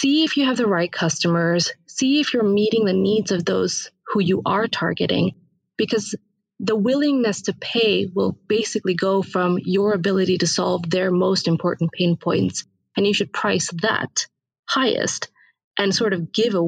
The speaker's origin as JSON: {"language": "English", "country": "India", "tie": "born or raised there", "said": "I was born in India, raised there"}